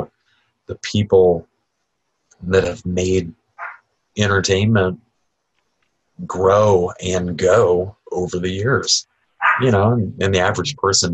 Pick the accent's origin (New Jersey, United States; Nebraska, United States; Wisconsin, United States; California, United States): Nebraska, United States; now in Southwest Florida, United States; Growing up in the Midwest, I grew up in Nebraska